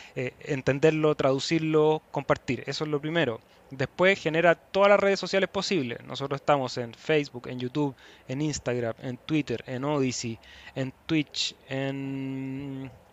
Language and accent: Spanish; Chile; en mi país hay elecciones este fin de semana